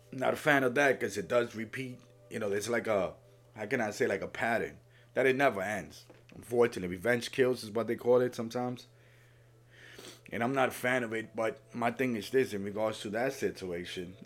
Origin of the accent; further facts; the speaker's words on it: Puerto Rico; I'm from Puerto Rico.